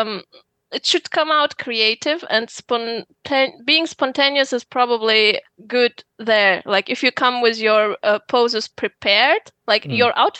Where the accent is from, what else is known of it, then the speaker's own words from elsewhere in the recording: Uzbekistan; moved away as an adult; now in Germany; I come from Uzbekistan